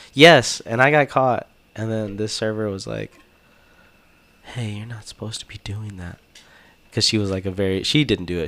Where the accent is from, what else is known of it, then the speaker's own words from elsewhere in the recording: Texas, United States; I'm Texan